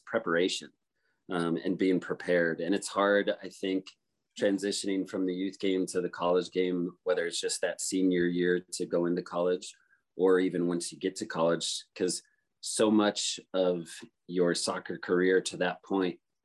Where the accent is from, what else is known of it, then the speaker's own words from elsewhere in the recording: Steamboat Springs, Colorado, United States; moved away; also born or lived in Utah; I grew up in Steamboat